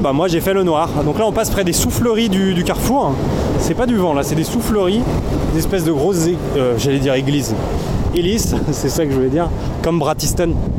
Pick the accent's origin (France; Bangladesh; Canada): France; Thônes, Auvergne-Rhône-Alpes; Thône, là où, là d'où je viens, parce qu'on est là pour parler de moi, eh ben, c'est le siège de Mobalpa